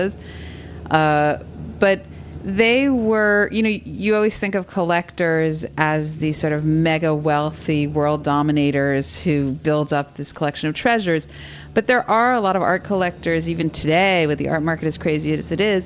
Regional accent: New York City, New York, United States; I grew up in New York City, on the Upper East Side.

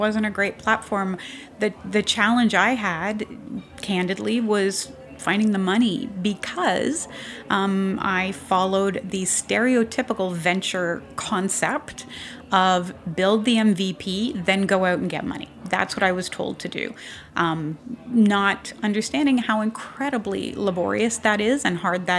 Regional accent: Canada; accent: Canadian; now in United States; because I am Canadian, even though I got my citizenship, I'm a good American now.

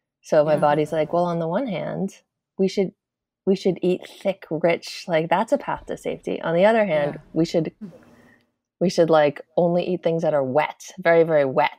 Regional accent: Massachusetts, United States; now in Oregon, United States

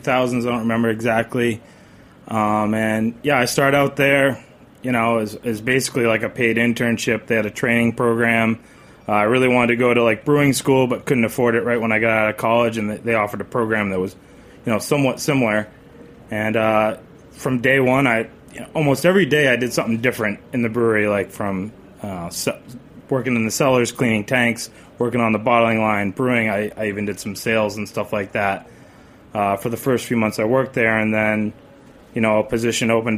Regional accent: Maine, United States; now in Staten Island, United States; I am from Maine, but I've become very accustomed to Staten Island.

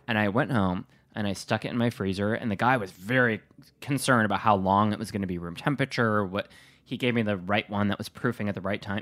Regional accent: Wisconsin, United States; from Wisconsin

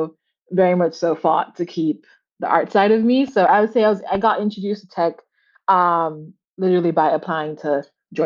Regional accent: Kingston, Jamaica; moved away as an adult; now in Boston, United States; I'm from Jamaica because I am. Born and raised in Kingston, Jamaica.

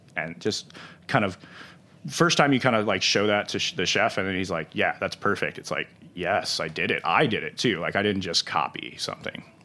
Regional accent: St. Louis, Missouri, United States; I'm still from Saint Louis

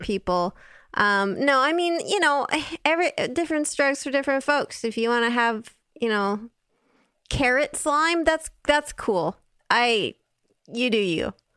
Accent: West Coast, United States; now in Italy; I'm from the West Coast

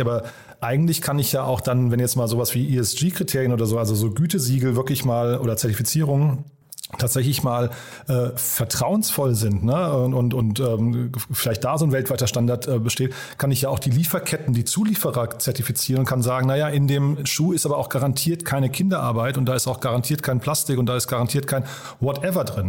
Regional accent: Berlin, Germany; Wir kommen ja alle aus Berlin

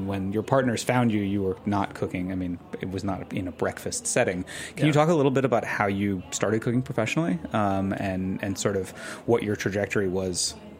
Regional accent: New York, United States; The other egg dish that comes to my mind growing up in New York, actually, is what we used to call Leo eggs.

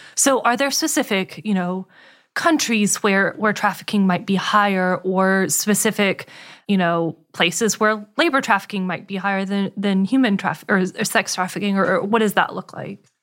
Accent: Winston-Salem, North Carolina, United States; I grew up in Winston Salem

